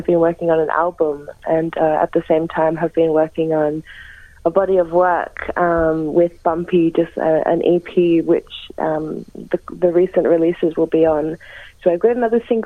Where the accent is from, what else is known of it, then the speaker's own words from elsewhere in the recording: Gunaikurnai country, south-east Gippsland, Victoria, Australia; moved away as an adult; now in Melbourne, Australia; I was actually born and raised on Kanai Kanai country down in southeast Gippsland